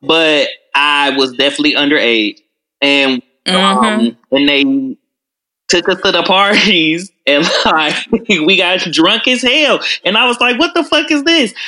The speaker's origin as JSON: {"language": "English", "town": "Detroit", "region": "Michigan", "country": "United States", "tie": "born or raised there", "also_born_or_lived": "Washington, D.C.", "said": "I am born and raised in Detroit, went to Renaissance"}